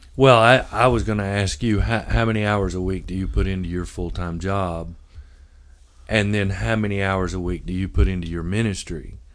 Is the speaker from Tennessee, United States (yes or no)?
yes; Memphis, Tennessee, United States; now in Union City, United States; I'm from Memphis